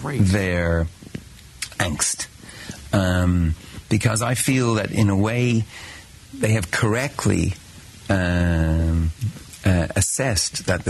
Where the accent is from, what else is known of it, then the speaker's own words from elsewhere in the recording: Ireland; I'm Irish. I don't have a vote.